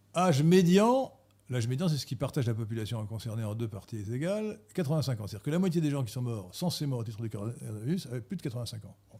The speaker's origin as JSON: {"language": "French", "region": "Gallo Brittany", "country": "France", "said": "je suis de la Bretagne galote"}